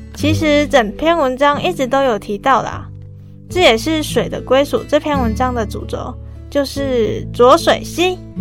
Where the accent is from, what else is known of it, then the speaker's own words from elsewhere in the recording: Changhua County, Taiwan; 我的家乡彰化